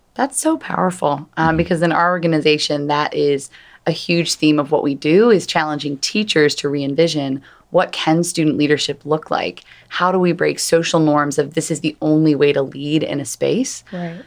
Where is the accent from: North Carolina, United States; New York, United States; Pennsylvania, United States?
Pennsylvania, United States; Philadelphia; I'm from Philadelphia